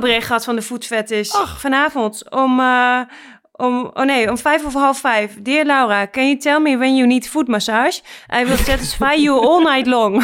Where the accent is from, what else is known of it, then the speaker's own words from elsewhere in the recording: Netherlands; moved away; ik was in Bijlen, waar ik ben opgegroeid